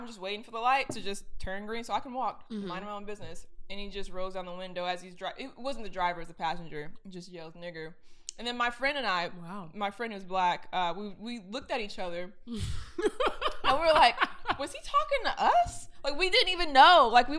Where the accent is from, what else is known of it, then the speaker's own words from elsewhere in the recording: Long Beach, California, United States; I'm from Long Beach